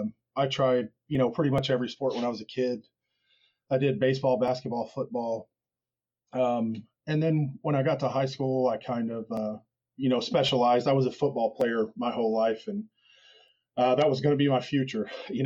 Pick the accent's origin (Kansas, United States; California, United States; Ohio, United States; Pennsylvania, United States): Kansas, United States; Wichita; Wichita, Kansas.